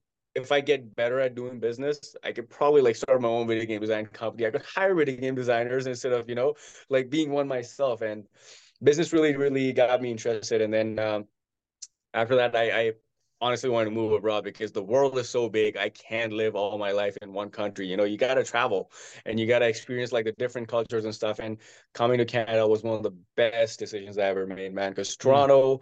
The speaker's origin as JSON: {"language": "English", "town": "Mumbai", "region": "Maharashtra", "country": "India", "tie": "born or raised there", "said": "in my city, I'm from Mumbai. In my city, they started up a new course."}